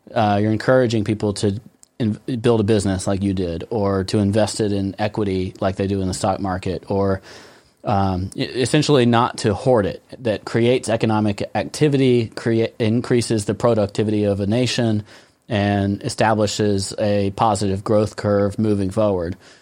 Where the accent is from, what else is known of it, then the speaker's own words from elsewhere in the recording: United States; I'm American.